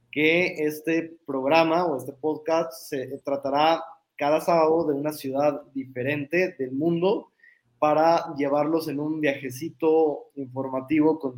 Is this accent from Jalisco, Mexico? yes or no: yes; Zapopan, Jalisco, Mexico; nosotros que somos eh, de Guadalajara, bueno, yo de Zapopan, pero zona metropolitana de Guadalajara